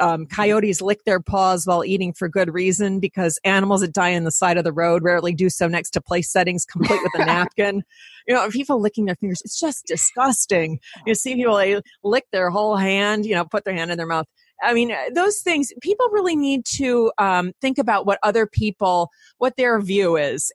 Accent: Detroit, Michigan, United States; I'm from Detroit

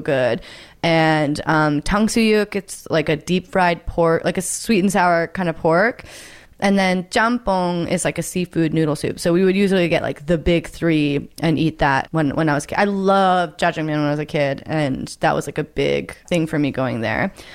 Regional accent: Oregon, United States; growing up in Oregon

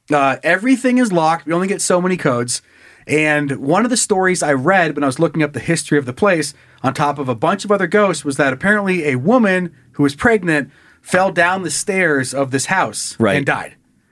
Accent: Hailey, Idaho, United States; now in Coeur d'Alene, United States; went down to my hometown.

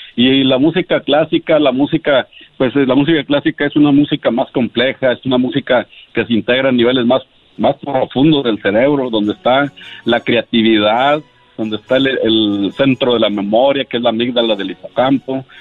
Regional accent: Monterrey, Nuevo León, Mexico; yo soy de Monterrey

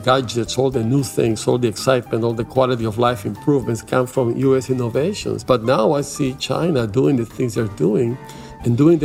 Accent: Venezuela; English is a second language; now in United States; I was born in Venezuela, in South America, but my parents were refugees from Eastern Europe

